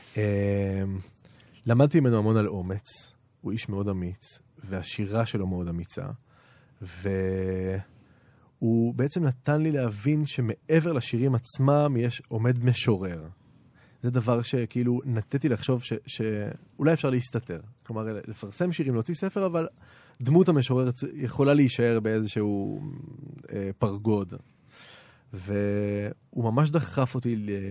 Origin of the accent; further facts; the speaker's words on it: Jerusalem, Jerusalem District, Israel; גדלתי בירושלים, נולדתי בירושלים.